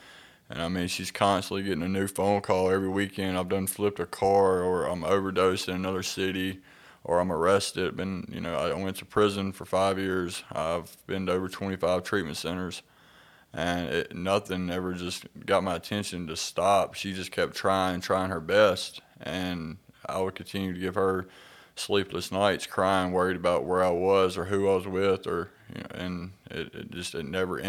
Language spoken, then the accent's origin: English; Clarksdale, Mississippi, United States; So, yeah, I'm from Clarksdale, Mississippi. I grew up with a great childhood.